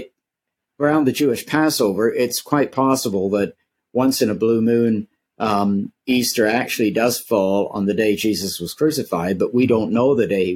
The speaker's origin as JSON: {"language": "English", "country": "Canada", "said": "I'm a Canadian"}